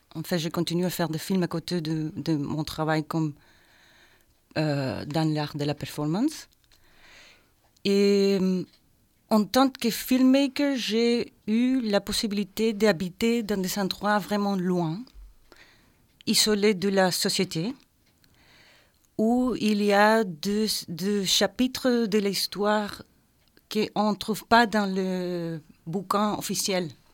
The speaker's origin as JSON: {"language": "French", "country": "Chile", "also_born_or_lived": "Belgium", "second_language": "French", "moved": "as an adult", "lives_now": "Brussels, Belgium"}